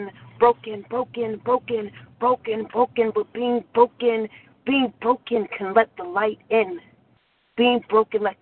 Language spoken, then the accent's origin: English; Southern California, United States; now in New York, United States; I'm from Southern California, but I live in New York.